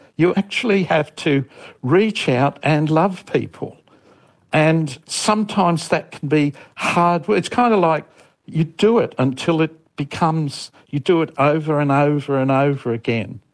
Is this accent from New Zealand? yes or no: no; Australia; from Australia and I've had two stuffed marriages